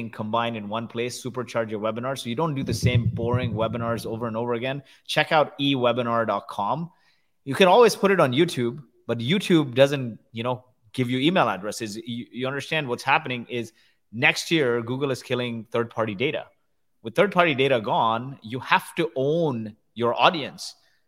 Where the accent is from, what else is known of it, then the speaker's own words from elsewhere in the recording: India; also born or lived in Kuwait; but I grew up in the slums of India. And I was born in Kuwait. My parents are from India. They happened to go to Kuwait.